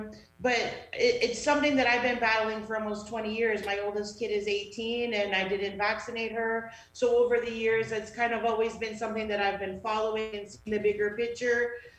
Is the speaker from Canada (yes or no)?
yes; Canada; being a Canadian was ingrained in us.